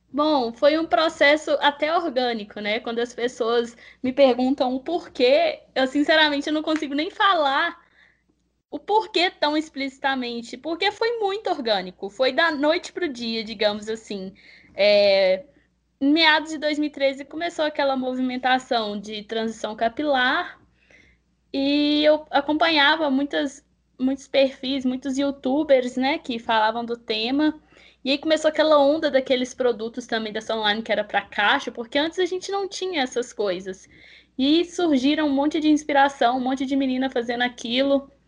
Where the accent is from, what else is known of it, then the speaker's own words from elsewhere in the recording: Belo Horizonte, Minas Gerais, Brazil; Eu tenho 22 anos, sou natural de Belo Horizonte.